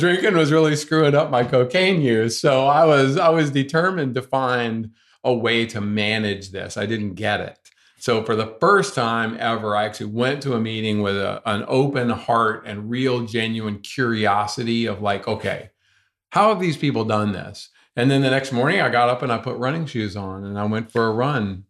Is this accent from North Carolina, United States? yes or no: yes; North Carolina, United States; I grew up here in North Carolina